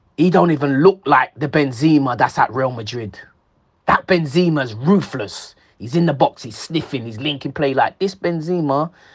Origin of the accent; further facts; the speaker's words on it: England, United Kingdom; I'm English